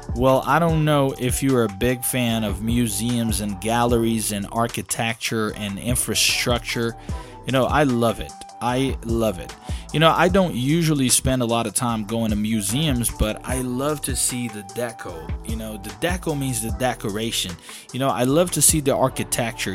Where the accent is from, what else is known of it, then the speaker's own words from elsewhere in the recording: Belo Horizonte, Minas Gerais, Brazil; English is a second language; my city, Belo Horizonte